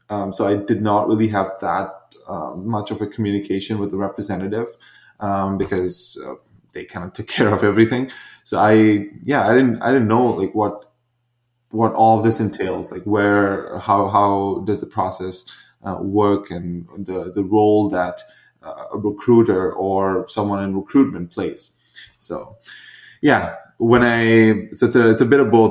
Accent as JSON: {"language": "English", "country": "India", "tie": "born or raised there", "moved": "as an adult", "lives_now": "Vancouver, Canada", "said": "I was born in India uh, and uh, did I was there through high school and then a couple years after"}